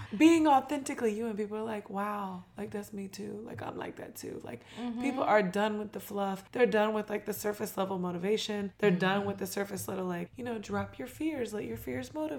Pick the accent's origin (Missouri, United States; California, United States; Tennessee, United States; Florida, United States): Florida, United States; St. Augustine; I'm from St. Augustine